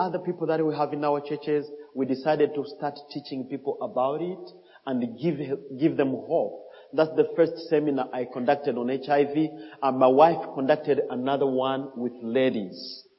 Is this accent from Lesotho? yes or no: no; DR Congo; English is a second language; now in Malawi; I grew up in Congo where we just speak French